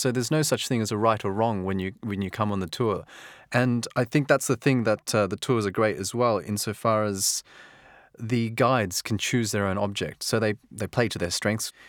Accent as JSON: {"language": "English", "country": "Australia", "moved": "yes", "said": "as an Australian"}